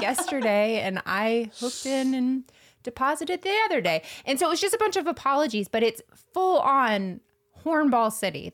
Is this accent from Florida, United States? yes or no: yes; Florida, United States; I'm from Florida